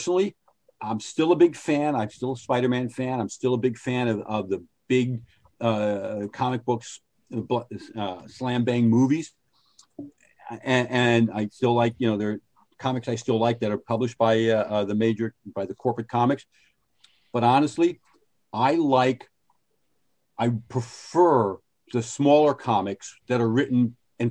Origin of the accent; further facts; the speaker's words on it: Norwalk, Connecticut, United States; also born or lived in Fairfield, Connecticut; my hometown of Norwalk, Connecticut.